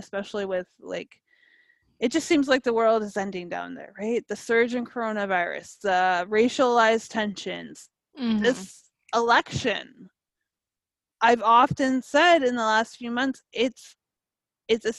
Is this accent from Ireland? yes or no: no; Canada; as a Canadian